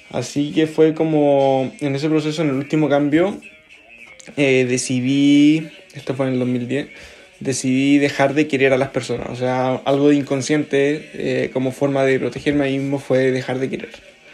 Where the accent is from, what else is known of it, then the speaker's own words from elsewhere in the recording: Concepción, Biobío, Chile; born there; also born or lived in Los Ángeles / Antofagasta; viví también en varias ciudades de, de Chile, eh, donde nací en Concepción, viví en Los Ángeles, luego viví en Antofagasta y después en, en Concepción nuevamente.